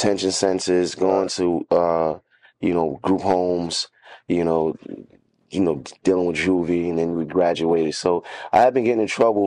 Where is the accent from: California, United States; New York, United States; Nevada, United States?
New York, United States; New York City; I was from Bed-Stuy